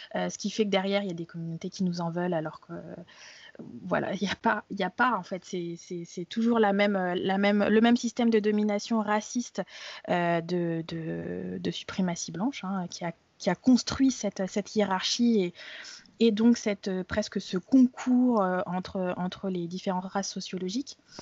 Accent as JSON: {"language": "French", "country": "France", "tie": "born or raised there", "said": "je suis française, née en France."}